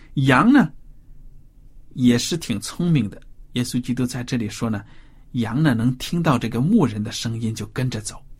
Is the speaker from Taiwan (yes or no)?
no; China; 我们中国人常说猫是奸臣